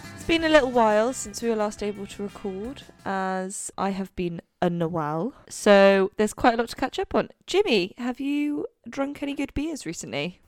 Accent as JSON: {"language": "English", "region": "Wales", "country": "United Kingdom", "tie": "born or raised there", "moved": "yes", "lives_now": "London, United Kingdom", "said": "growing up in Wales, literally never heard of it until I moved to London."}